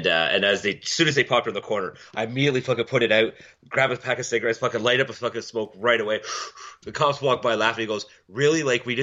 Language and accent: English; Milton, Ontario, Canada; moved away; My hometown, Milton, we've always had a police force.